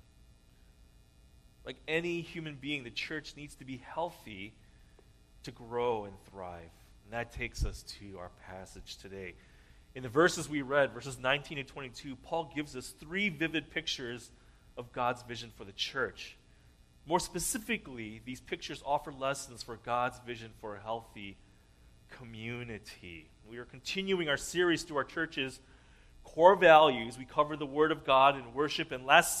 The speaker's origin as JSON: {"language": "English", "country": "United States", "tie": "born or raised there", "said": "I was born here in the States, and so I am what the U.S. Constitution describes as a natural-born citizen"}